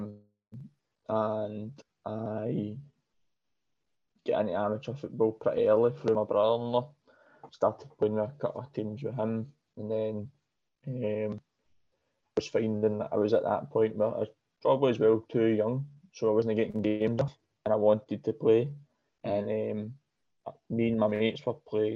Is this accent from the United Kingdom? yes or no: yes; Glasgow, Scotland, United Kingdom; I'm from Pollock originally, and up until that point we'd stayed in Pollock all my days, basically